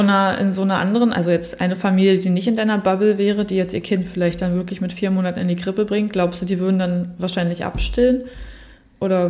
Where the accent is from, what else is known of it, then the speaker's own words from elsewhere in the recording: Berlin, Germany; now in Southern Germany, Germany; als in Süddeutschland Lebende, die eigentlich aus Berlin auch kommt